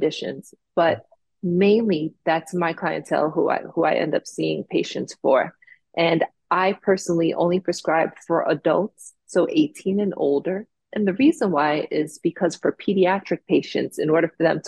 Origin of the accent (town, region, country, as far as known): Jamaica; born or raised there; also born or lived in South Florida; now in Florida, United States